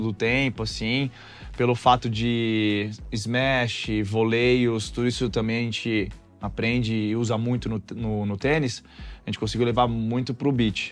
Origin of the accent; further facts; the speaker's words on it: Santos, São Paulo, Brazil; moved away; also born or lived in Argentina / São José dos Campos / Ribeirão Preto; eu tive que voltar para Santos, minha cidade natal.